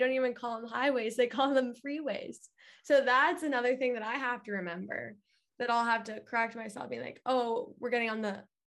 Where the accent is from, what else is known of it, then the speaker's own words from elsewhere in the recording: Ohio, United States; also born or lived in California; now in Los Angeles, United States; I'm from Ohio.